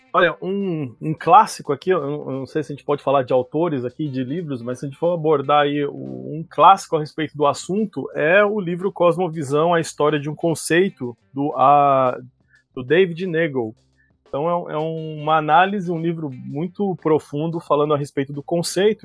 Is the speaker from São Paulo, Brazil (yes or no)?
no; Curitiba, Paraná, Brazil; eu sou aqui de Curitiba